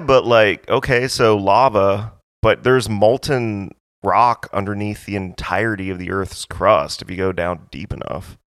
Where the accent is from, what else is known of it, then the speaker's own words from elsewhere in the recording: Hawaii, United States; I'm, I'm from Hawaii